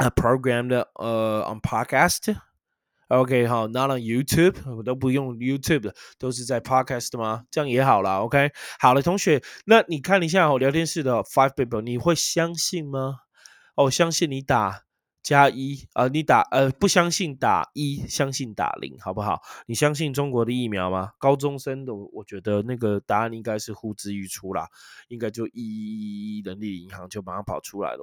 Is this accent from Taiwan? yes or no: yes; Taiwan; I'm a Taiwanese, I'm not Chinese，OK，好，但我真的，我是台湾人，我不是中国人